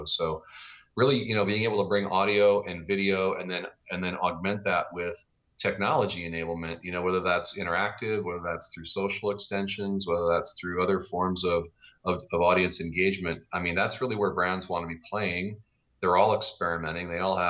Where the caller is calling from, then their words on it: Kirkland, Washington, United States; I'm just outside Seattle, Washington in lovely sunny Kirkland.